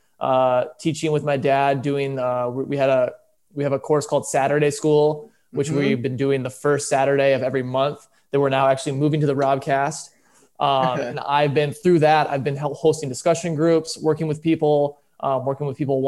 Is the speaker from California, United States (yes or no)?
no; Michigan, United States; moved away; also born or lived in Orange County; I'm from Michigan